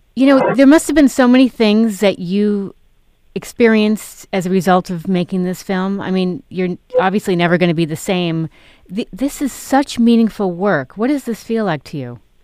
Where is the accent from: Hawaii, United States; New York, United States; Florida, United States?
New York, United States; New York City; I grew up in New York